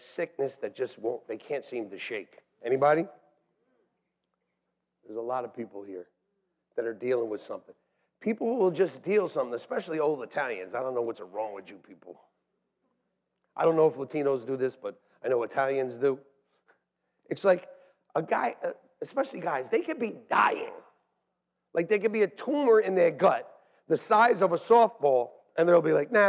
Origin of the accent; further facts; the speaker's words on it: North Brunswick, New Jersey, United States; moved away; I was even back in the place where I was born.